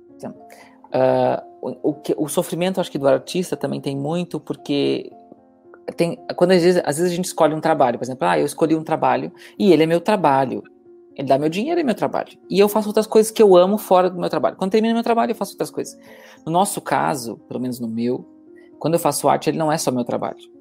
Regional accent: Brazil; moved away as an adult; now in Portugal; comparado com meu, minha terra natal

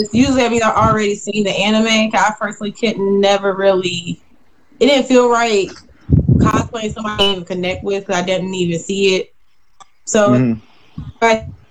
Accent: Columbia, South Carolina, United States; moved away; I'm from Columbia, South Carolina

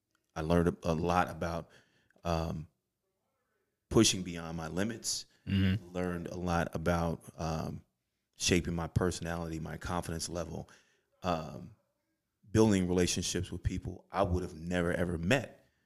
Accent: Chicago, Illinois, United States; Now, for me, growing up on the South Side of Chicago, welfare, last four kids, there are no military bases near where I grew up.

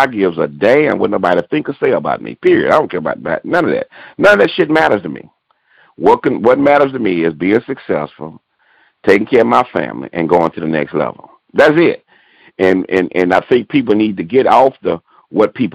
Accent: Houston, Texas, United States; also born or lived in Baton Rouge, Louisiana; I'm originally from Baton Rouge, Louisiana. And we moved here to Houston, man, and I pretty much grew up here, played ball out of Nimitz High School

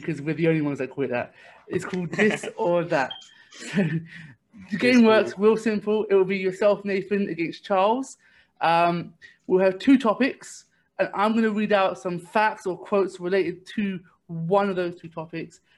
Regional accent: London, United Kingdom; I'm also from East London myself

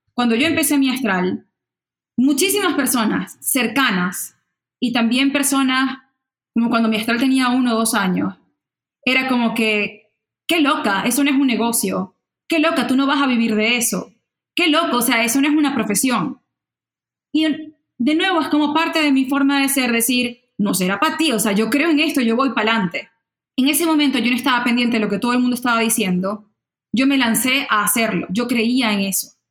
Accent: Maracaibo, Zulia, Venezuela; first language Spanish; moved away as an adult; yo, tipo Maracucha

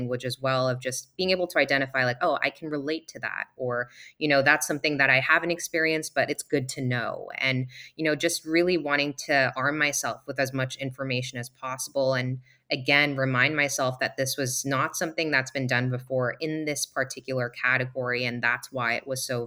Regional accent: Singapore; We're both from Singapore

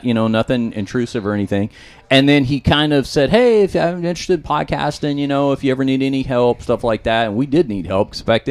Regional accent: Texas, United States; I'm from Texas.

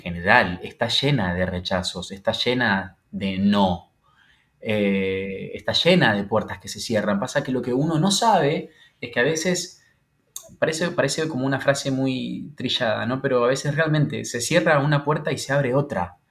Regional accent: Santa Fe, Argentina; now in Buenos Aires, Argentina; después me instalé en Buenos Aires, porque yo soy de Santa Fe Capital

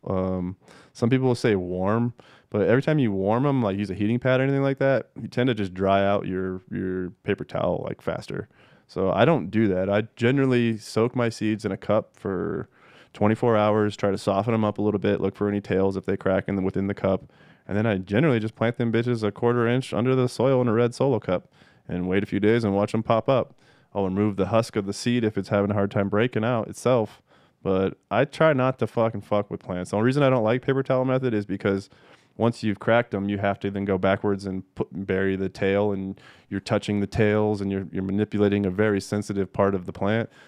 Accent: Castle Rock, Colorado, United States; I grew up in Castle Rock, Colorado, which is, I don't know, ten, twenty minutes south of Denver

